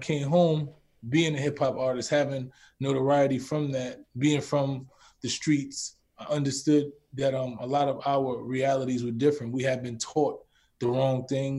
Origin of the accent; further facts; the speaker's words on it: New York City, New York, United States; born and raised in the Bronx